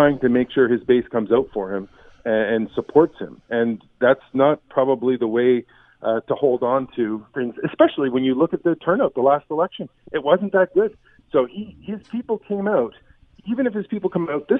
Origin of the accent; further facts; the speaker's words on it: Canada; we're Canadian journalists